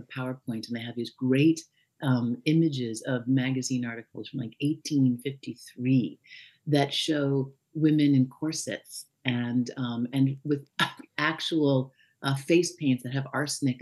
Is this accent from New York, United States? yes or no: yes; New York, United States; I'm from New York.